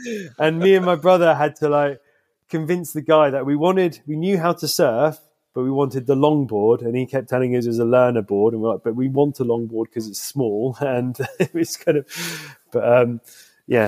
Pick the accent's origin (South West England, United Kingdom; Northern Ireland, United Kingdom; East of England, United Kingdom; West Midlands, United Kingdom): South West England, United Kingdom; Southeast Cornwall; I grew up in Southeast Cornwall